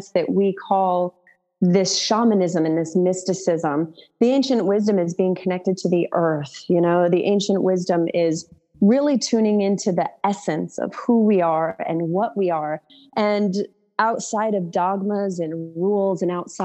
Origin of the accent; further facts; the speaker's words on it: Utah, United States; moved away as an adult; also born or lived in New York; now in Austin, United States; moved back to Utah